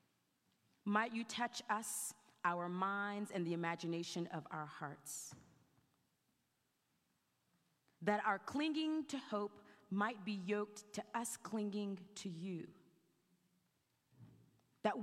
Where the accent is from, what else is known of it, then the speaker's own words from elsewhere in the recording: South Carolina, United States; I grew up in South Carolina